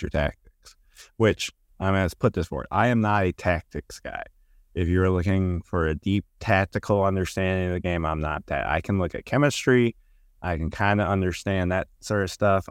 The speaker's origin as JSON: {"language": "English", "town": "Warren", "region": "Michigan", "country": "United States", "also_born_or_lived": "Berea, Kentucky", "moved": "yes", "lives_now": "Rockcastle County, Kentucky, United States"}